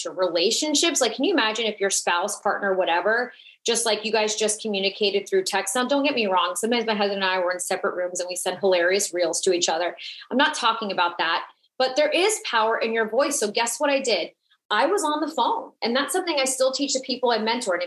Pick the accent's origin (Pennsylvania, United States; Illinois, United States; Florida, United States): Florida, United States; South; I'm Latina. I'm from South Florida